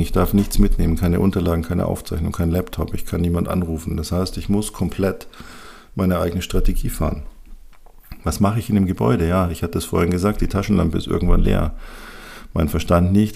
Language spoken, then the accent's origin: German; Bavaria, Germany; hier bei uns in Bayern